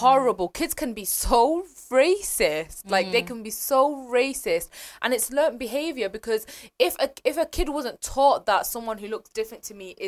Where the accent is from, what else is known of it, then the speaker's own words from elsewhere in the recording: United Kingdom; the Brit Asian music scene growing up was really formative in helping me to shape my identity as a British South Asian to this day